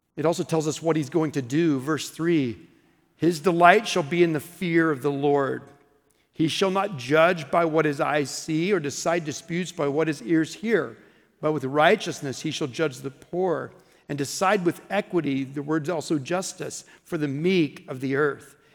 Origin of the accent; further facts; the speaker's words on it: Oklahoma, United States; I'm from Oklahoma